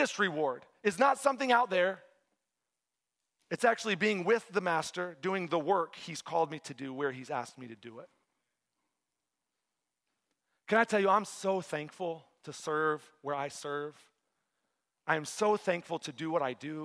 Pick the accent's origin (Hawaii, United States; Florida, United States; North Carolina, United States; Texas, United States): Texas, United States; moved away as an adult; now in East Lansing, United States; I grew up in Texas. I like the warm weather. I'm in Michigan now